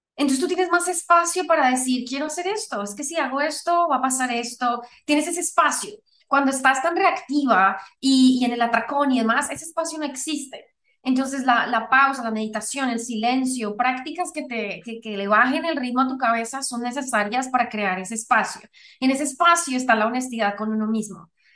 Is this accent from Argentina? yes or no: no; Colombia; yo soy originalmente de Colombia